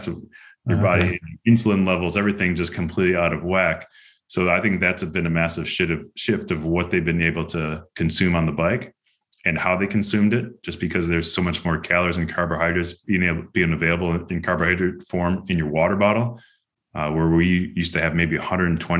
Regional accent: Chicago, Illinois, United States; moved away as an adult; also born or lived in Girona, Spain; now in Greenville, United States; That's where I grew up

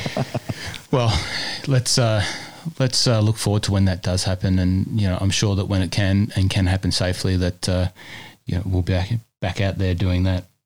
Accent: New South Wales, Australia; now in Melbourne, Australia; my home state of New South Wales

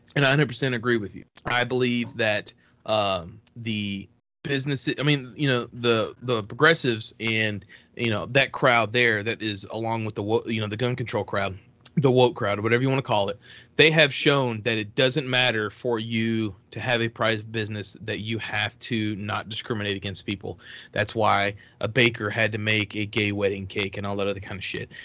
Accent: Texas, United States; moved away; I'm from Texas. I have a lot of family still that lives there.

